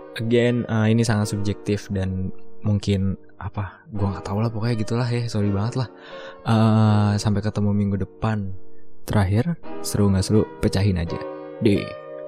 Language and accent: Indonesian; Bekasi, West Java, Indonesia; gue lahir di Pulau Jawa gitu di Bekasi